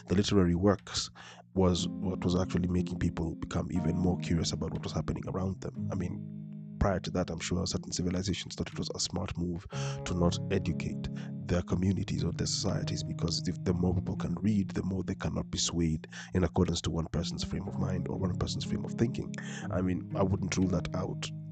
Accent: Nairobi, Kenya; I am born and raised in Nairobi. I have never been outside this continent

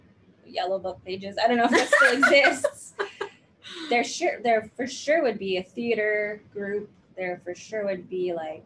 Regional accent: Hawaii, United States; I grew up in Hawaii, so I started auditioning for things in Hawaii with no acting training under my belt.

